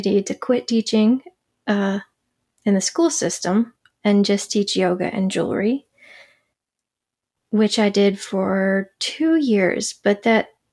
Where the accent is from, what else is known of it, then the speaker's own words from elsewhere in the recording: Charlotte, North Carolina, United States; I grew up in Charlotte, North Carolina. I lived in the Carolinas all my life